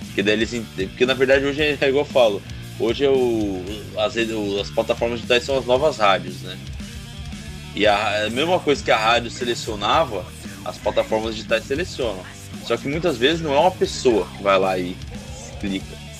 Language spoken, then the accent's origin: Portuguese; Ubatuba, São Paulo, Brazil; a gente é de Ubatuba